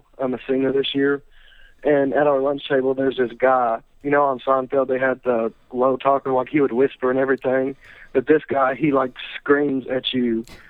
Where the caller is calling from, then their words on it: Campbellsville, Kentucky, United States; from Campbellsville, Kentucky.